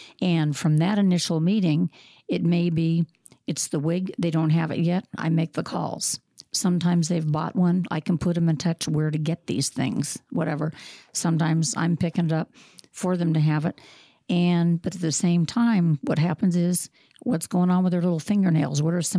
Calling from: Des Moines, Iowa, United States; I'm calling from Des Moines, Iowa.

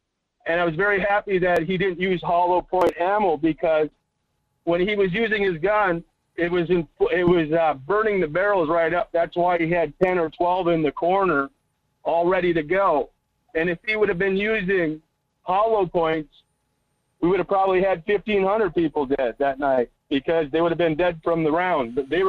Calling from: Las Vegas, Nevada, United States; Ah, we got some epic flooding here. It's not making the news.

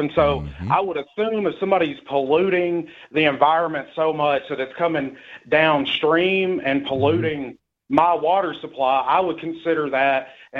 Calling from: Tennessee, United States; from Tennessee.

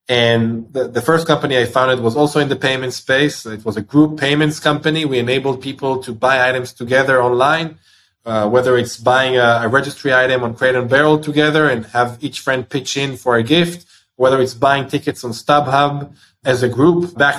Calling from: Tel Aviv, Tel Aviv District, Israel; I'm doing this from Tel Aviv, Israel.

